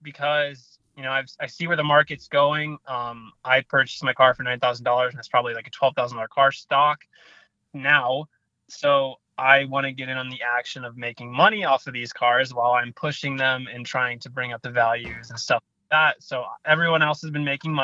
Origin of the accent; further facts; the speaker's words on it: St. Charles, Missouri, United States; from the time I was 0 years old until I was 18, I grew up in St. Louis, Missouri, like 30 minutes north in a town called St. Charles, Missouri.